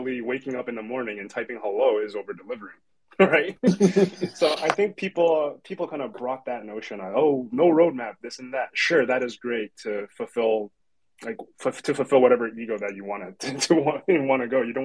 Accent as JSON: {"language": "English", "country": "Canada", "said": "I'm from Canada"}